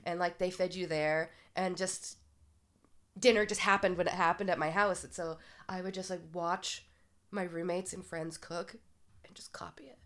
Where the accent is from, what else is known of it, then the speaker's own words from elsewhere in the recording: South Portland, Maine, United States; moved away; growing up in Maine